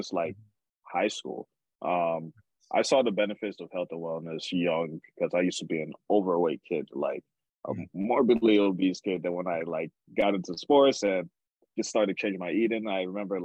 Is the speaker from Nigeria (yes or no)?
yes; Nigeria; moved away; going back to Nigeria is always memorable for me